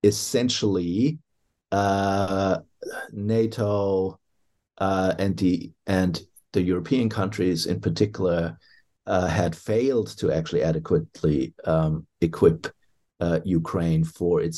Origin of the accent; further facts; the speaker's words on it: Germany; now in Australia; I hail from Germany originally